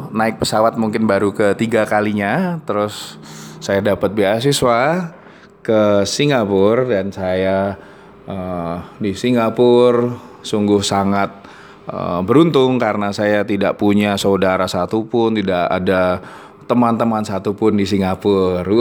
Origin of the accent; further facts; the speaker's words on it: Surakarta, Central Java, Indonesia; paling ke Jogja dari Solo ke Jogja ya ya cah anu cah kampung saya itu ya jadi dari Solo ke Jogja itu udah seneng gue rasanya